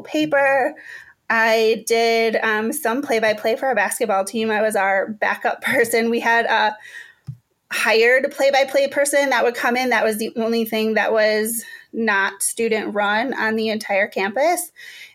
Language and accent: English; Menomonie, Wisconsin, United States; moved away as an adult; also born or lived in Chicago; now in St. Paul, United States; I'm from Menominee, Wisconsin, which is, it's a smallish town in western Wisconsin